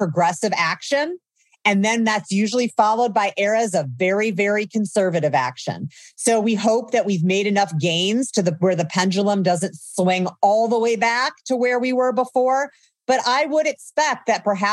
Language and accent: English; Indiana, United States; moved away as an adult; also born or lived in Oakland, California; I grew up in Indiana.